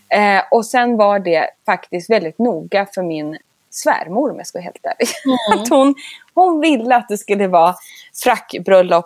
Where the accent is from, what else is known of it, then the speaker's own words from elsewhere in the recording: Sundsvall, Västernorrland County, Sweden; moved away; also born or lived in London; jag älskar Norrland och är ju från Sundsvall.